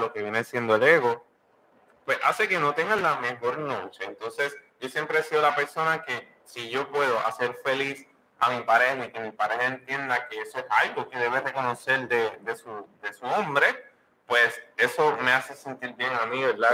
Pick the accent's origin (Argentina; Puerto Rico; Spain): Puerto Rico; Mi madre es Cocola, somos puertorriqueños, nací cerca de Puerto Rico